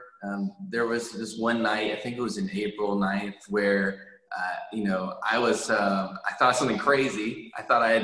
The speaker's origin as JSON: {"language": "English", "region": "Northern Virginia", "country": "United States", "tie": "born or raised there", "also_born_or_lived": "Hawaii / Upstate New York", "moved": "as an adult", "lives_now": "Houston, United States", "said": "I grew up in Northern Virginia. I was born in Hawaii, but I spent most of my life in the Northern Virginia region, all my elementary, high school, undergrad"}